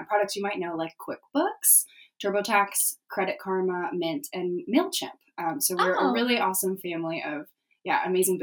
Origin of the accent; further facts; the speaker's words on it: San Diego, California, United States; I'm from San Diego, California